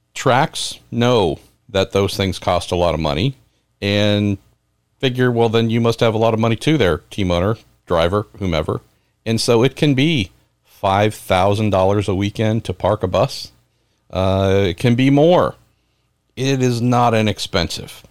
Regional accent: San Francisco Bay Area, California, United States; growing up in the San Francisco Bay Area

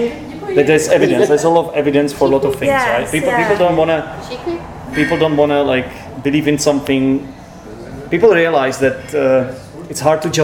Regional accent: Czechia; Because we used to be Czech.

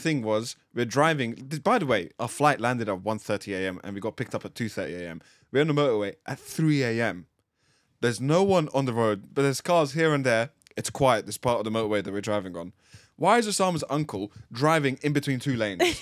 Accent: Latvia; moved away; I'm from Latvia.

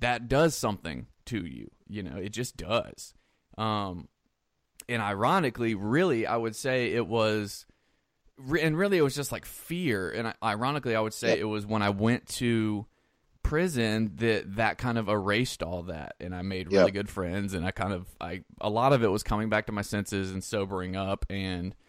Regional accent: South Carolina, United States; I grew up in South Carolina

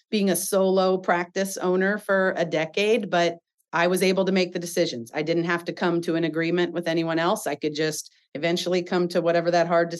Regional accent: Iowa, United States; now in Seattle, United States; I'm from Iowa. Born and raised in detasseling.

